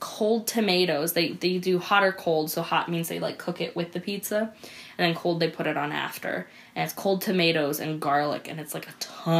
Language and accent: English; Helena, Montana, United States; now in Glasgow, United States; So I grew up in Helena